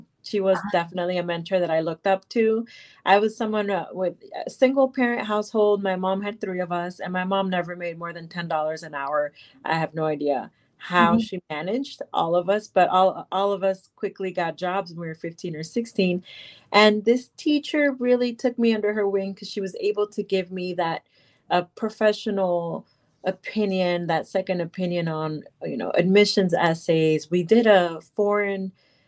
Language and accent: English; Miami, Florida, United States; I grew up in Miami, Florida, and most people around me were people that came to the United States.